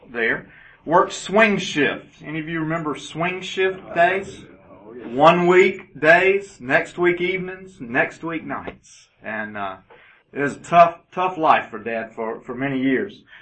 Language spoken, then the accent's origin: English; Augusta, Georgia, United States; also born or lived in Birmingham, Alabama / Chatsworth, Georgia / Lawrenceville, Georgia / Roswell, Georgia; At age four, we moved to Augusta, Georgia, and that became home